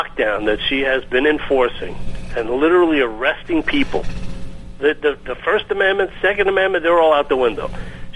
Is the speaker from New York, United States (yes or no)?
yes; New York, United States; we're from New York.